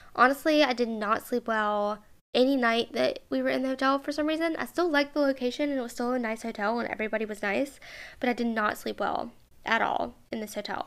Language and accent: English; Mobile, Alabama, United States